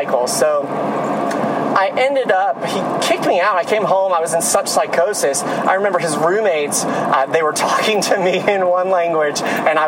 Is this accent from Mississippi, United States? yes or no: yes; Mississippi, United States; moved away as an adult; also born or lived in New York City; I'm originally from Mississippi